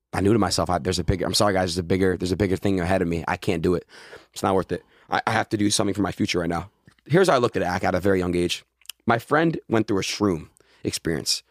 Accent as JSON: {"language": "English", "region": "Florida", "country": "United States", "tie": "born or raised there", "also_born_or_lived": "New York", "moved": "yes", "said": "I was born in Florida"}